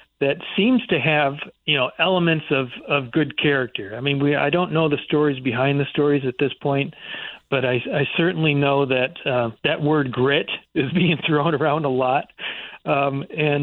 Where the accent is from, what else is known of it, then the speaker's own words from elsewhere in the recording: Michigan, United States; I grew up in Michigan